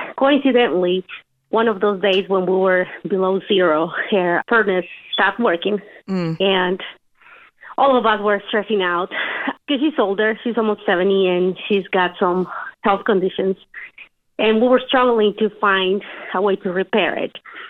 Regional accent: Mexico; English is a second language; now in United States; We came from Mexico, and she pretty much raised all of us. She was married to my dad, but my dad has suffered with addiction to alcohol. Mm. We essentially grew up seeing them argue, seeing them fight.

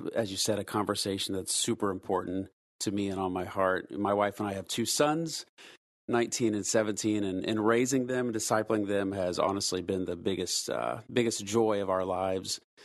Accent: United States; when you and I were growing up in the West, specifically here in the States

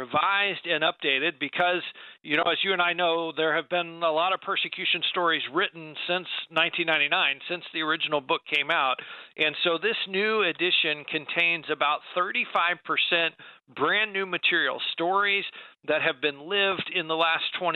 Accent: United States; American believers

